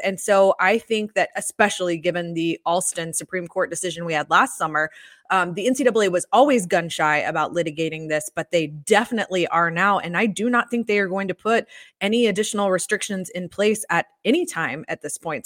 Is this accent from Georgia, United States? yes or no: yes; Atlanta, Georgia, United States; also born or lived in Gainesville; I grew up in Atlanta